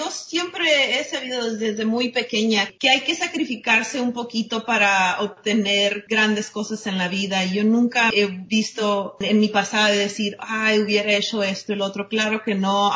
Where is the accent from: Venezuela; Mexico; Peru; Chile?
Mexico; Ya saben, siendo mexicana uno tiene primos hasta